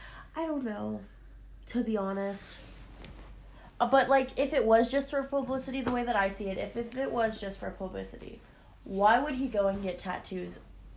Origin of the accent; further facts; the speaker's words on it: Springfield, Missouri, United States; also born or lived in Tennessee; No, because I'm from Springfield, Missouri.